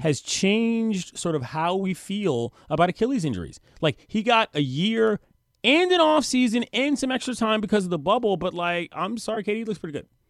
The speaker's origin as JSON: {"language": "English", "town": "Washington", "region": "District of Columbia", "country": "United States", "moved": "as an adult", "said": "I'm from the District of Columbia. I moved here a year ago"}